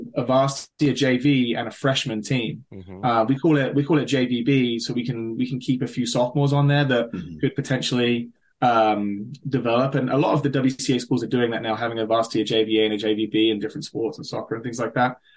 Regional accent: London, United Kingdom; moved away as an adult; now in Maryland, United States; I grew up in the London area.

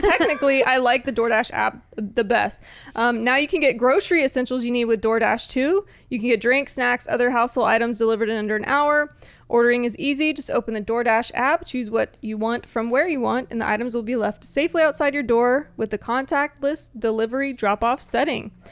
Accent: Corpus Christi, Texas, United States; moved away as an adult; also born or lived in San Antonio, Texas / California; now in Austin, United States; i grew up like on the coast in Corpus Christi

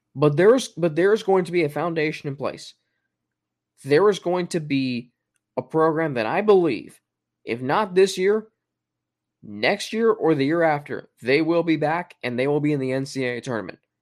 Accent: Cincinnati, Ohio, United States; born or raised there

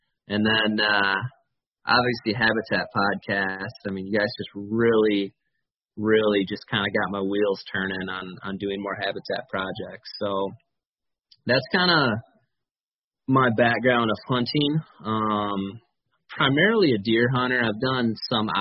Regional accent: Grand Rapids, Michigan, United States; also born or lived in Ann Arbor, Michigan; I'm from Michigan, same as you, on the southwest side of the state, Grand Rapids, Michigan. Pretty much lived here my whole life

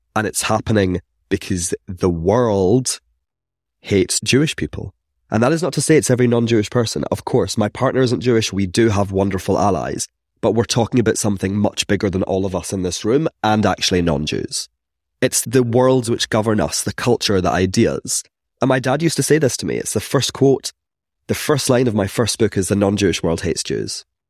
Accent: Scotland, United Kingdom; accent: Scottish; growing up in Scotland, you can tell from my accents that I'm not from here

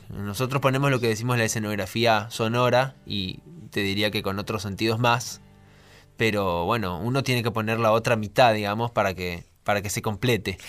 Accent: Formosa, Argentina; now in Buenos Aires, Argentina; Somos mellizos, nacimos con siete meses. Sí. Y bueno, imagínate que somos de Formosa

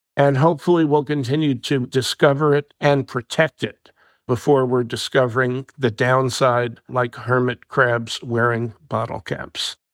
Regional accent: New Jersey, United States; My home state of New Jersey

